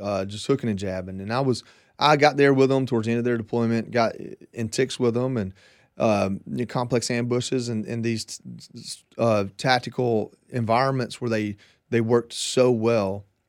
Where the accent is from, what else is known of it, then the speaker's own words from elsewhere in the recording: Georgia, United States; moved away as an adult; also born or lived in Hawaii; I'm from Georgia